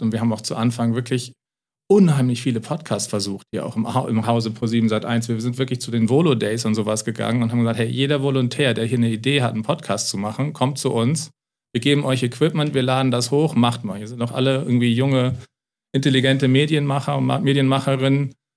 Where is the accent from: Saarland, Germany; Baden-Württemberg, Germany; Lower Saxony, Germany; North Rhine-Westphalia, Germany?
Lower Saxony, Germany; moved away; also born or lived in United States; ich komme aus Niedersachsen ursprünglich